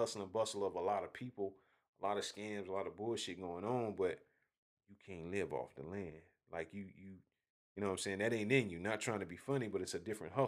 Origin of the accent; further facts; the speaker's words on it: Augusta, Georgia, United States; moved away as an adult; also born or lived in Hephzibah, Georgia / Greensboro, North Carolina / Atlanta, Georgia; being from Augusta